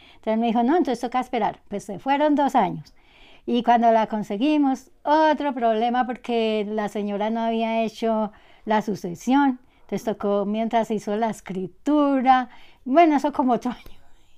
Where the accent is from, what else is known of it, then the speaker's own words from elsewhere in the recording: Villamaría, Caldas, Colombia; vengo de Villa María Caldas